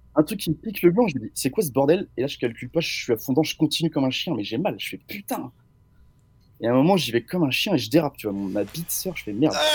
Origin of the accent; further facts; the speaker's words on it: Angers, Pays de la Loire, France; je viens d'Angers